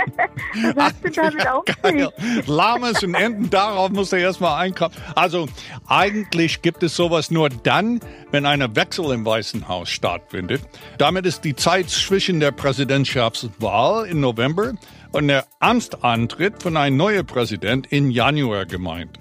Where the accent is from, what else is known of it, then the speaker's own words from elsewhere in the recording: United States; now in Berlin, Germany; Frag den alten Ami